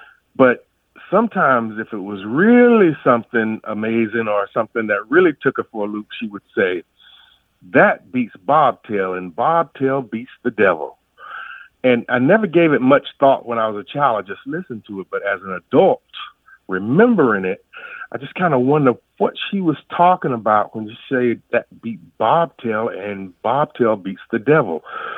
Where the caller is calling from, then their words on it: Jacksonville, Florida, United States; Jacksonville, Florida.